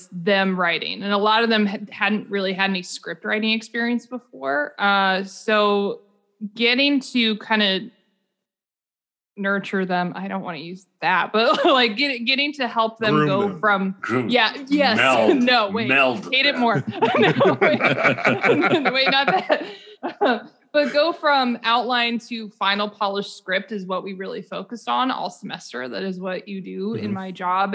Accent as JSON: {"language": "English", "region": "Indiana", "country": "United States", "said": "I'm from Indiana, from a very practical family"}